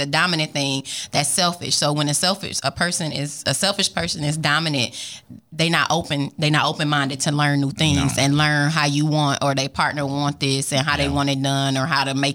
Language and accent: English; United States; I'm African American